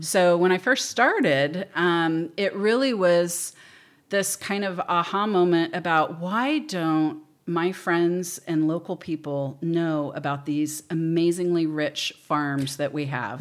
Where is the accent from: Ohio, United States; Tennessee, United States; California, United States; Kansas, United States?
California, United States; Pleasanton; moved away as an adult; also born or lived in Fresno; now in Paso Robles, United States; I grew up in Pleasanton